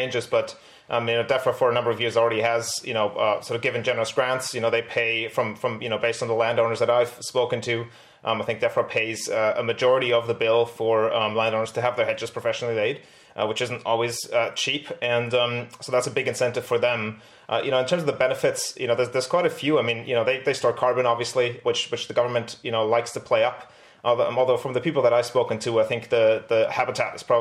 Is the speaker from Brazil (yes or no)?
no; Germany; moved away as an adult; also born or lived in Britain; now in United Kingdom; I grew up in Germany, you know, but having lived at that time in Britain for a couple of years